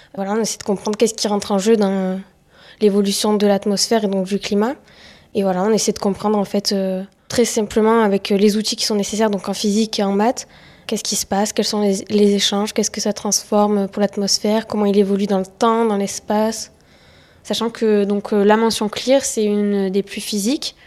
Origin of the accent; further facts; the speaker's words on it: Soustelle, Occitania, France; moved away as an adult; now in Plateau de Saclay, France; Je suis originaire du sud de la France, plus particulièrement à une heure de Nîmes, un tout petit village de 100 habitants